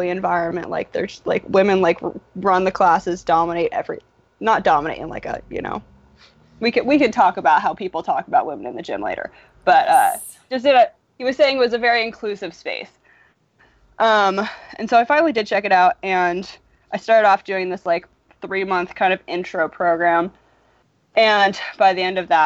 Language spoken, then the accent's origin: English; Berkeley, California, United States; now in Philadelphia, United States; I grew up in Berkeley